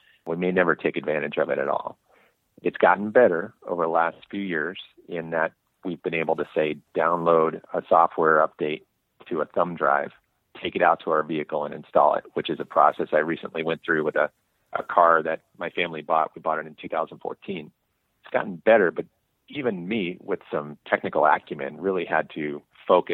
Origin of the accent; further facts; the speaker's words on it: Bay Area, California, United States; I had the good fortune of growing up in the Bay Area